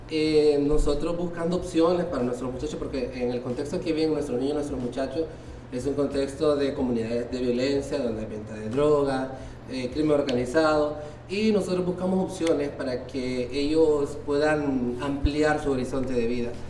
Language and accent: Spanish; Tegucigalpa, Francisco Morazán, Honduras; no, totalmente hondureño, soy de Tegucigalpa.